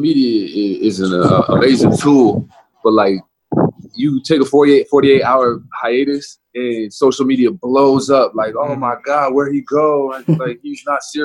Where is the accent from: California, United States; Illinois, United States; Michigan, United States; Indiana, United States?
California, United States; I was from I'm from California